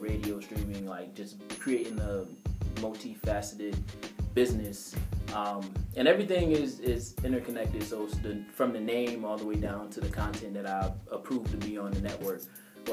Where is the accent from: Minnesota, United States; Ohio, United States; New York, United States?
New York, United States; Rochester; I'm born and raised in Rochester.